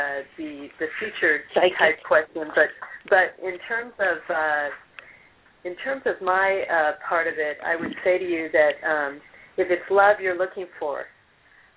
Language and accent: English; California, United States; now in Rollinsford, United States; I'm a California girl myself